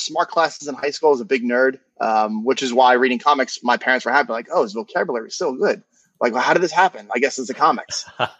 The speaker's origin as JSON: {"language": "English", "area": "Long Island", "region": "New York", "country": "United States", "moved": "as an adult", "lives_now": "Charlotte, United States", "said": "I'm from originally New York, but I've been in Charlotte, North Carolina since 2017."}